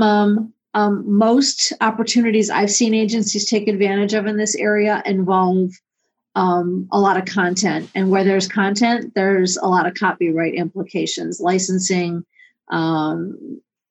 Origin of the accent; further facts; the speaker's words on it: Cleveland, Ohio, United States; my hometown of Cleveland